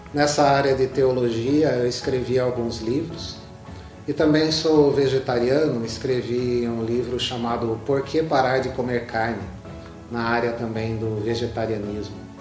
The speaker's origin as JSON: {"language": "Portuguese", "town": "Itapetininga", "region": "São Paulo", "country": "Brazil", "tie": "born or raised there", "also_born_or_lived": "Sorocaba / Campinas", "said": "Eu nasci aqui em Tapetininga, na antiga maternidade."}